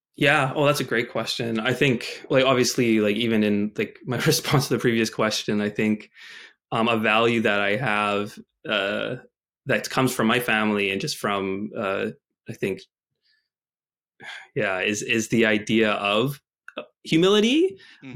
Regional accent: Winnipeg, Manitoba, Canada; I grew up in Winnipeg, Manitoba

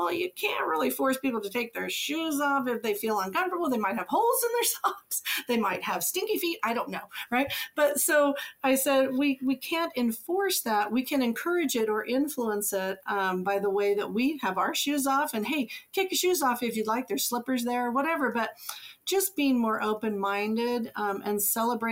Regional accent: Oregon, United States; moved away; also born or lived in Japan / China / Utah; I grew up in Oregon

